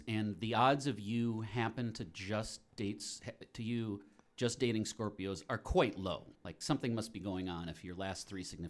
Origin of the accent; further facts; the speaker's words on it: Chicago, Illinois, United States; I'm just get happier and more proud that I'm a Chicagoan.